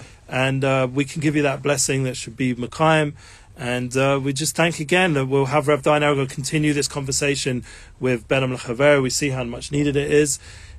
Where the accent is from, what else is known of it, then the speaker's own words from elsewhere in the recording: England, United Kingdom; Yes, I'm English.